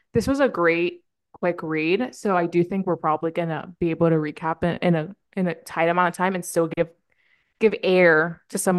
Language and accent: English; East Coast, United States; No, I honestly like growing up on the East Coast, I felt superior than most people because it was East Coast time.